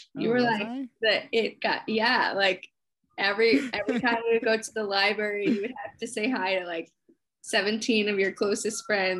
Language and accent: English; Indiana, United States; born there; also born or lived in Richmond, Virginia; So I would always tell everyone I was from Richmond, from Virginia. Right. And then I moved here and then I'm like, actually, I was born in Indiana.